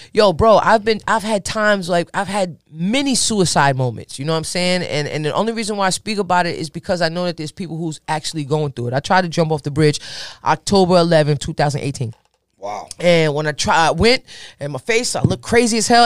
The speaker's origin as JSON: {"language": "English", "area": "Bergen County", "region": "New Jersey", "country": "United States", "said": "I'm a girl from Bergen County, New Jersey"}